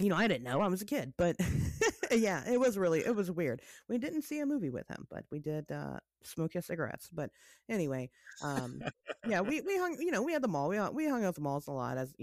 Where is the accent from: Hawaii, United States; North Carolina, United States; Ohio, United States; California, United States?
Ohio, United States; Springfield; my original mall that I grew up in was in Springfield, Ohio